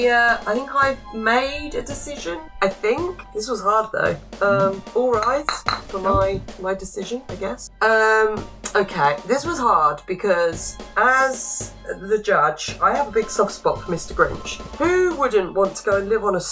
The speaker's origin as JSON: {"language": "English", "country": "United Kingdom", "said": "as a British nerd"}